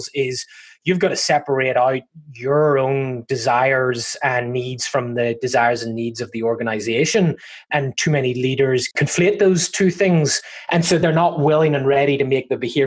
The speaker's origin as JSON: {"language": "English", "region": "Northern Ireland", "country": "United Kingdom", "tie": "born or raised there", "moved": "yes", "lives_now": "Southern California, United States", "said": "I'm from Northern Ireland originally, not from sunny Southern California where I currently reside"}